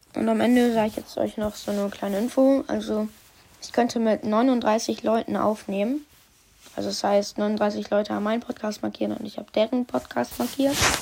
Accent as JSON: {"language": "German", "country": "Germany", "said": "ich bin ja auch ein Deutscher"}